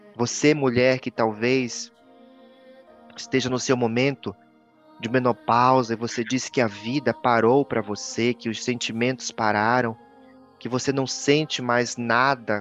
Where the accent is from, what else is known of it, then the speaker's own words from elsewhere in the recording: Marajó, Pará, Brazil; moved away; also born or lived in Belém, Pará; Eu sou marajoara. Né, que nasceu realmente ali no Marajó. E claro, depois eu me mudei para Belém